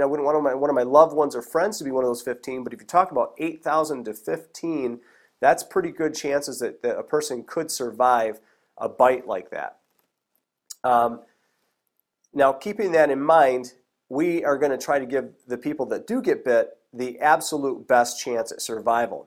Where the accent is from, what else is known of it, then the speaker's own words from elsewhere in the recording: Michigan, United States; I'm from Michigan. We have only one type of rattlesnake here in Michigan